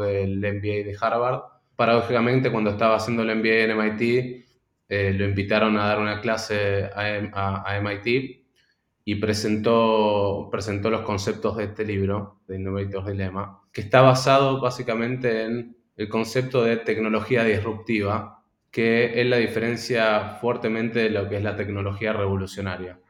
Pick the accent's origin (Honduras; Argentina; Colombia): Argentina; moved away as an adult; also born or lived in Boston; soy argentino